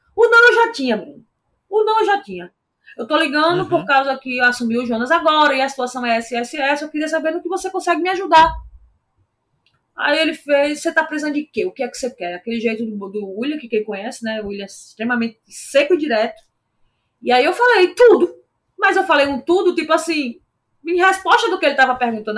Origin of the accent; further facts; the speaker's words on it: Natal, Rio Grande do Norte, Brazil; João Pessoa era perto da minha cidade natal. E aí todo mundo foi ver suas famílias e tal, eu fui para Natal também.